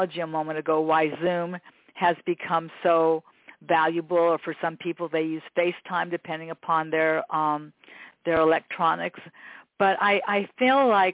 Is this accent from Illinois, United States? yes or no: no; Los Angeles, California, United States; when you grow up here in Los Angeles, this is where I've always lived here in Westchester